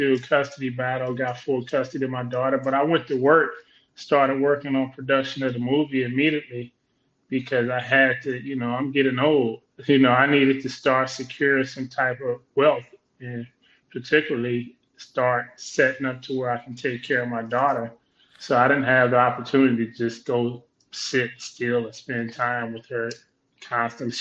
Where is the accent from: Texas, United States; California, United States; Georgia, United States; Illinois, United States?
California, United States; Compton; Compton, California, South Los Angeles